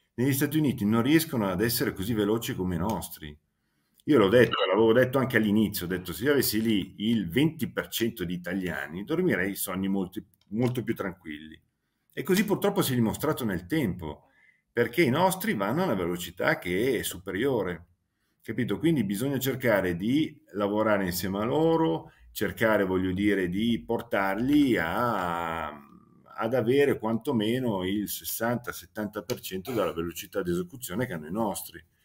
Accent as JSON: {"language": "Italian", "town": "Milan", "region": "Lombardy", "country": "Italy", "tie": "born or raised there", "said": "la sera preferisco tornarmene a casa a Milano perché sono sempre cresciuto lì sin da piccolo"}